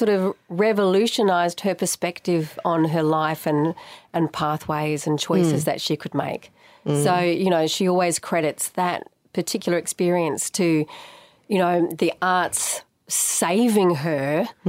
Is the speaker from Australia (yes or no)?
yes; Geraldton, Western Australia, Australia; moved away; also born or lived in Sydney; I grew up in Geraldton.